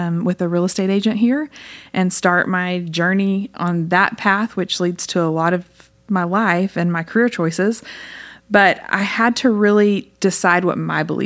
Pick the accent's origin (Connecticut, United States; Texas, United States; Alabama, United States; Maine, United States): Texas, United States; Lubbock; I grew up here in Lubbock